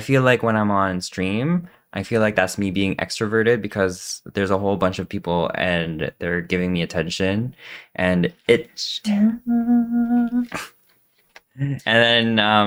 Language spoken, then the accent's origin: English; Philippines; moved away; I was born in the Philippines. That's where I came from.